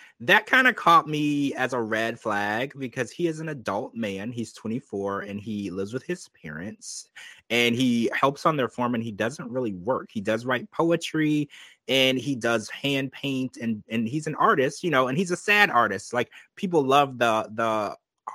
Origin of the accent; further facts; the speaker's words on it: Louisiana, United States; I grew up in Louisiana